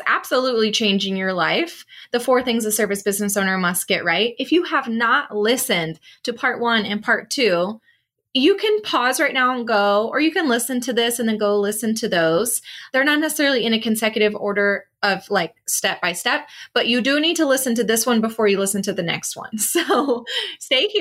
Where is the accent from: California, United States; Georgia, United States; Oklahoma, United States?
Oklahoma, United States; Can you tell I grew up in Oklahoma?